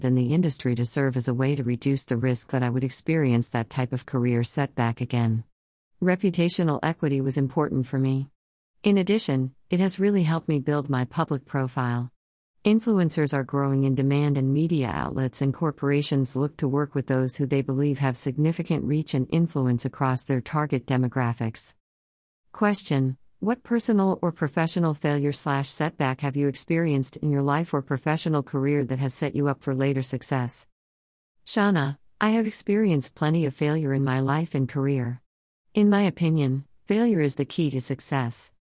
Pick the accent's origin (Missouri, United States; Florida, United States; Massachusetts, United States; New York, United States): Massachusetts, United States; Worcester; now in Chicago, United States; I'm originally from Worcester, Massachusetts and relocated to the Chicago area in 2016 with my husband Jason, our son Gabriel, and our dog Tico.